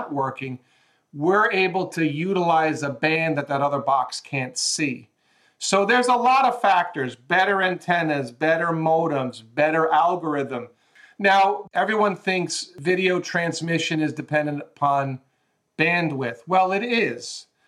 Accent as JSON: {"language": "English", "region": "New York", "country": "United States", "tie": "born or raised there", "also_born_or_lived": "Southern California", "moved": "as an adult", "lives_now": "Los Angeles, United States", "said": "I grew up in New York"}